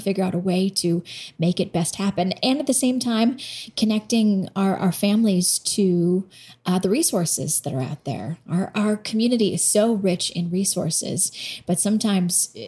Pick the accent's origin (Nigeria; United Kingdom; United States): United States; Boston, Massachusetts; moved away as an adult; growing up in Boston